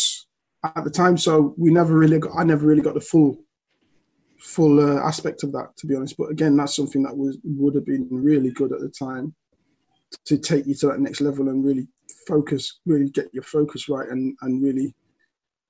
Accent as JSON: {"language": "English", "town": "Leicester", "region": "East Midlands", "country": "United Kingdom", "tie": "born or raised there", "also_born_or_lived": "Liverpool", "moved": "as an adult", "said": "I was born and raised in Leicester"}